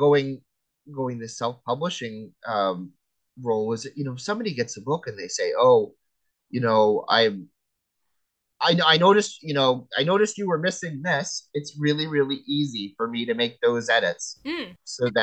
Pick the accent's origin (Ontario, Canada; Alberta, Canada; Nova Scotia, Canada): Nova Scotia, Canada; accent: Nova Scotia; I've got my Nova Scotia accent